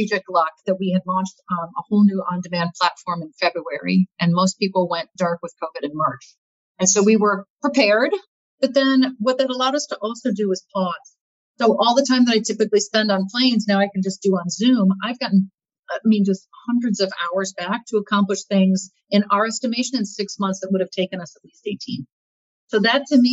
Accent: Midwest, United States; I grew up in the Midwest

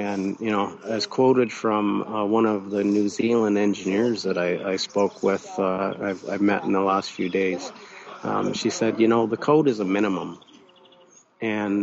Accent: Canada; that's my home country

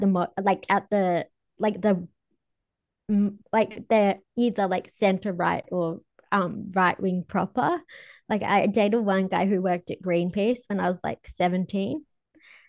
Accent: Australia; I'm Aussie. We're Irish

